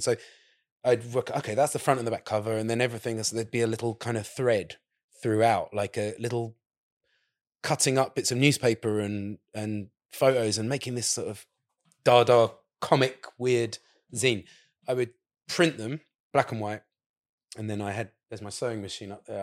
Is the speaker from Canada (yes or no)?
no; England, United Kingdom; also born or lived in Saudi Arabia; now in Margate, United Kingdom; being English, with an English passport